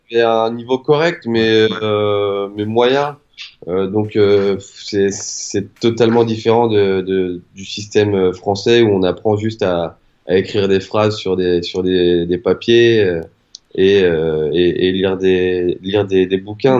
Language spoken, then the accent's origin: French; Lorient, Brittany, France; moved away as an adult; also born or lived in South Carolina, United States / North Carolina, United States; je suis breton et de Lorient plus précisément